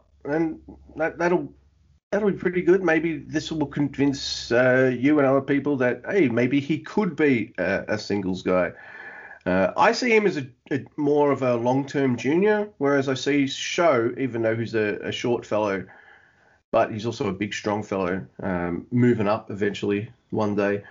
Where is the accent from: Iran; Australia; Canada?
Australia; this Aussie